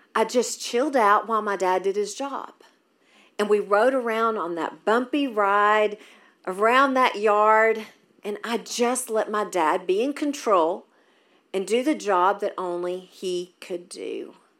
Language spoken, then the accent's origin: English; Maryville, United States; moved away; I was raised in Maryville, so this is awesome to be back in my hometown